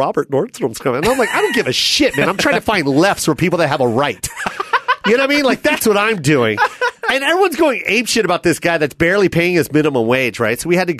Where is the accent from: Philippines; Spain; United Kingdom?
Philippines; As a Filipino, I say that also because that's another thing.